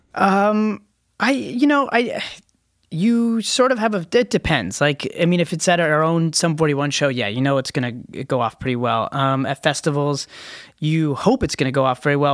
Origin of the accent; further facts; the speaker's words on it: Canada; we're Canadians